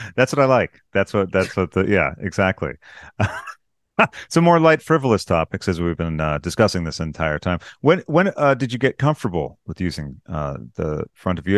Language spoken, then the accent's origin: English; United States; I'm American